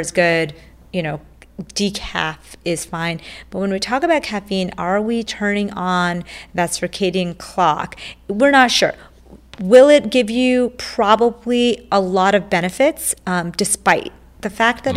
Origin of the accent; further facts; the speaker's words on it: India; I was born in India